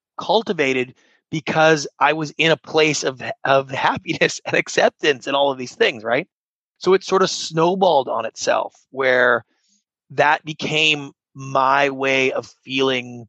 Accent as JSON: {"language": "English", "country": "Canada", "tie": "born or raised there", "moved": "as an adult", "lives_now": "Los Angeles, United States", "said": "I grew up in Canada, not a great home for entrepreneurs, not the same culture as you have here in the United States"}